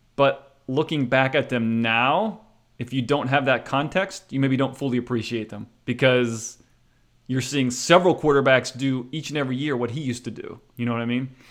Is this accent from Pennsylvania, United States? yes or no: yes; near Pittsburgh, Pennsylvania, United States; I was raised near Pittsburgh